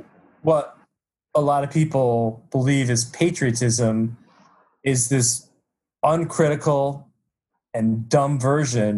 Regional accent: United States; I'm from the United States

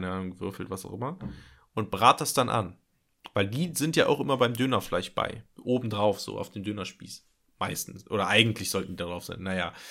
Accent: Nettetal, North Rhine-Westphalia, Germany; ich komme aus Nettetal her, ne?

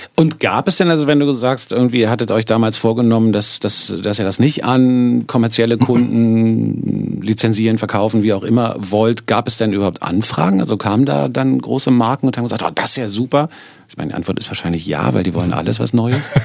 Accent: Berlin, Germany; accent: Berlinerisch; als Berliner sage ich zum Beispiel immer dis statt

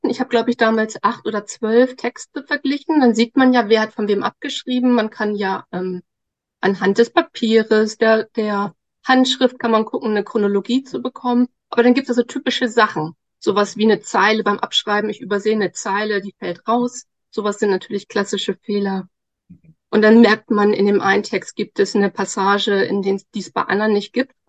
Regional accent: Lower Saxony, Germany; also born or lived in Osnabrück / Darmstadt; nee, also, äh, in Niedersachsen, also hier schon in der Nähe von Bremen. Kann ich ja ganz kurz erzählen. Genau, ich bin hier auf dem Land aufgewachsen. Ich bin eine echte Norddeutsche.

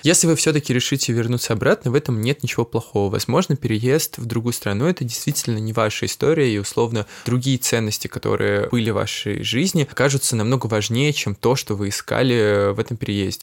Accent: Saint Petersburg, Russia; moved away as an adult; now in Paris, France; я из Санкт-Петербурга, и вот уже как два года я переехал жить в Париж

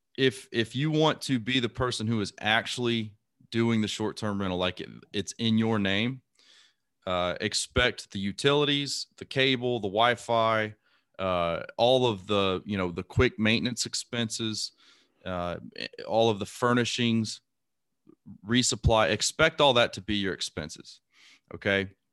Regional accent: Lake Charles, Louisiana, United States; moved away; also born or lived in Imperial Beach, California / Panama City, Florida; I grew up in Lake Charles, Louisiana

